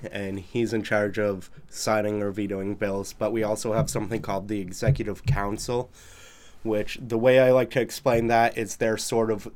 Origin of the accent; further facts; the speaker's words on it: Goffstown, New Hampshire, United States; I grew up in Goffstown